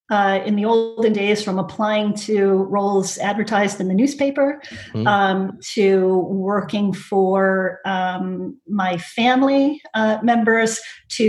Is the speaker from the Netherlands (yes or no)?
no; United States; accent: American; moved away as an adult; now in United Kingdom; As you can probably tell by my accent, I'm American and spent most of my career in the US. I came over to the UK about 8 years ago